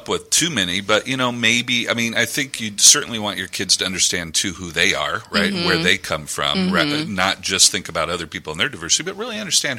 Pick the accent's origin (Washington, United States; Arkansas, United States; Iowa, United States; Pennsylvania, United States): Iowa, United States; I grew up in Iowa